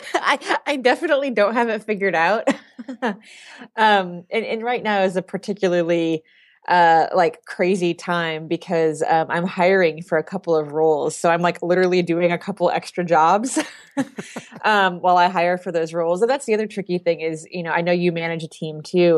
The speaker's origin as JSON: {"language": "English", "town": "Indianapolis", "region": "Indiana", "country": "United States", "tie": "born or raised there", "moved": "as an adult", "lives_now": "Boston, United States", "said": "I grew up in the Midwest. I lived in Indiana for a really long time"}